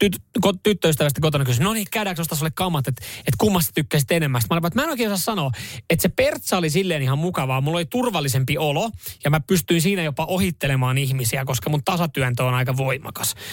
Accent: Finland; No mä oon Suomesta. Mä oon Suomesta.

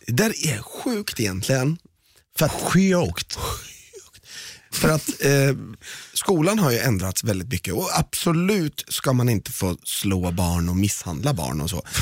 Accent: Malmö, Skåne, Sweden; Vi är från Malmö

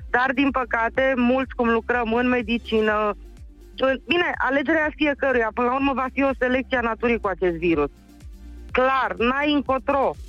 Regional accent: Câmpina, Prahova, Romania; din Câmpina.

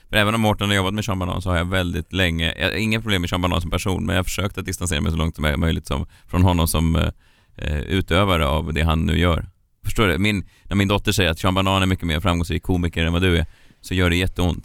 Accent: Stockholm, Stockholm County, Sweden; jag är född här

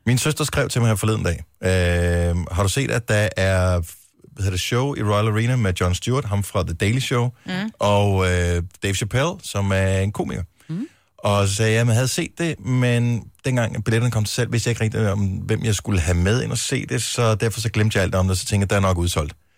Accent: Denmark

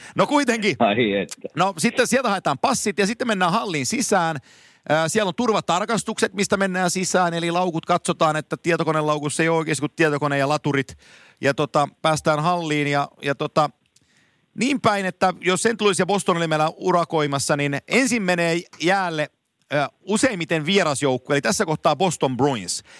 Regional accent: Finland; mä oon Suomesta

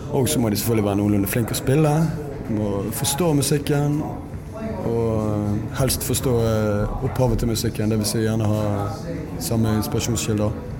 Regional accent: Norway; Vokste jo opp på bondelandet sjøl

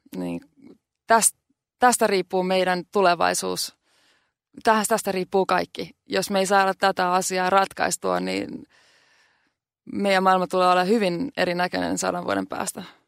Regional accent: Finland; now in New York, United States; mä oon Suomesta

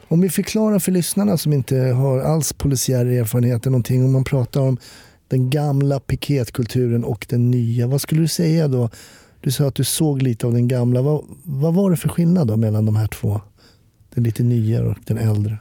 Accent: Stockholm, Stockholm County, Sweden; Jag som är stockholmare var ju kvar i samma stad.

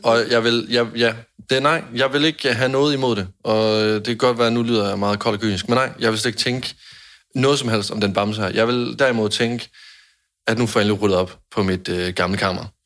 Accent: Jutland, Denmark; jeg er en nære jyde

